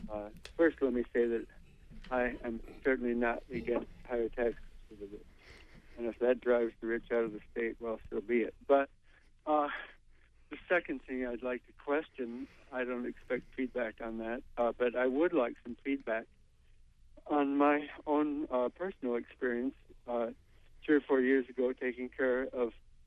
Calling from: Brooklin, Maine, United States; I'm calling from Brooklyn.

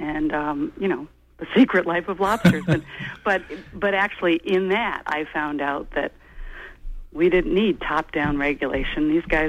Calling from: Dixmont, Maine, United States; I'm calling from Inland in Dixmont

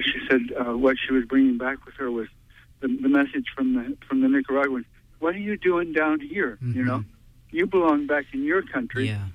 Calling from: New York City, New York, United States; I'm calling from Brooklyn.

